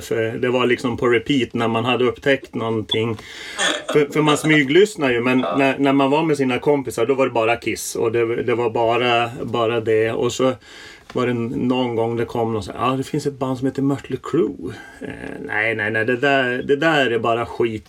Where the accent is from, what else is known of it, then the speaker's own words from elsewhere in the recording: Norrland, Sweden; moved away; Jag, jag växte upp i, i, i Norrland